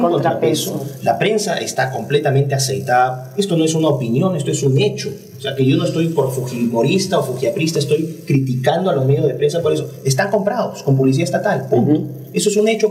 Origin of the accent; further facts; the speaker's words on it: Peru; soy un peruano que ama a su país